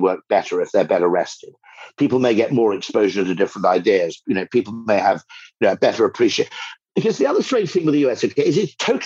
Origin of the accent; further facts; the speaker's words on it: United Kingdom; as a Brit